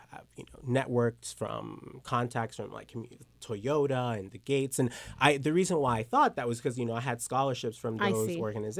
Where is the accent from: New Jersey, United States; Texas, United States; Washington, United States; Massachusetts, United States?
Texas, United States; Lubbock; born there; also born or lived in Dominican Republic; I was born in Texas, Lubbock, Texas, and my parents are missionaries.